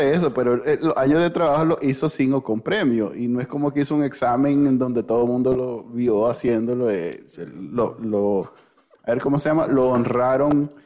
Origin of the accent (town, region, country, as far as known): Nicaragua